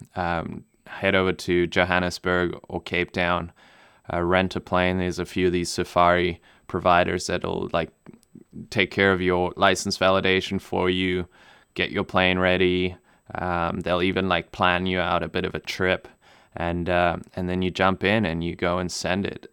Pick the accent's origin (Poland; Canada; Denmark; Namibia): Namibia; first language German; English is a second language; moved away; I grew up in Namibia